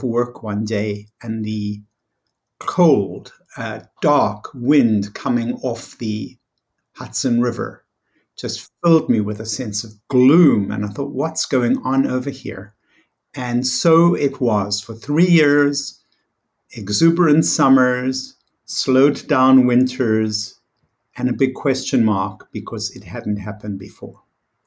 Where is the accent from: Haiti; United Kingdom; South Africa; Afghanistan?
South Africa; moved away as an adult; also born or lived in New York; I was born in South Africa, raised in South Africa, lovely climate, very sunny.